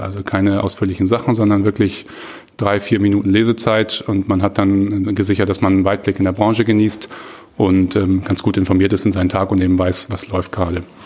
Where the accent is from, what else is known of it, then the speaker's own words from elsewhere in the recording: Hamburg, Germany; also born or lived in Bayreuth; komme gebürtig aus Hamburg, habe so die ersten 20 Jahre meines Lebens so grob ungefähr auch hier verbracht